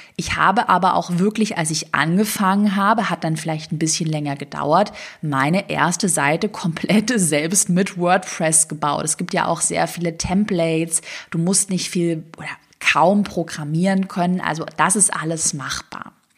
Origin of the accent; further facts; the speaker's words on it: Swabia, Germany; moved away; ich komme ja aus dem Schwabenland ursprünglich